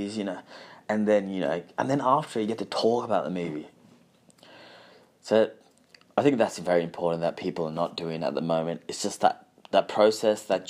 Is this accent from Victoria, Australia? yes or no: yes; Balaclava, Victoria, Australia; I remember where I grew up in Balaclava